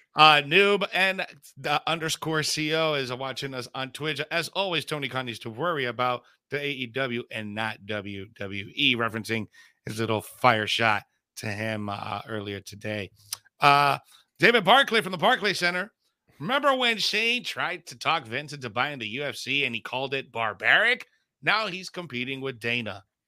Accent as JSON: {"language": "English", "town": "Bayamón", "country": "Puerto Rico", "tie": "born or raised there", "said": "that's my hometown, Puerto Rico"}